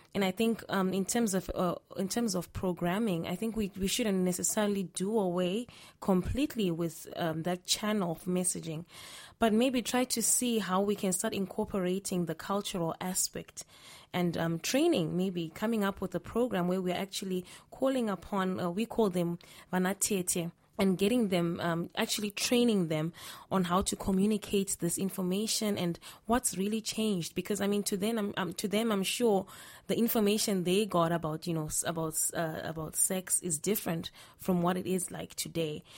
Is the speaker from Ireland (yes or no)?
no; Zimbabwe; I'm from Zimbabwe.